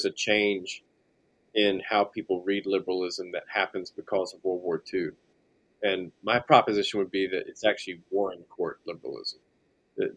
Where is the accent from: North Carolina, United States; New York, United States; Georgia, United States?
North Carolina, United States; Salisbury; I grew up in central North Carolina in kind of an older town called Salisbury